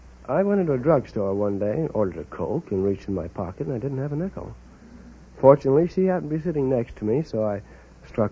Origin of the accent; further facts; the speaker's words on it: New York City, New York, United States; New York City.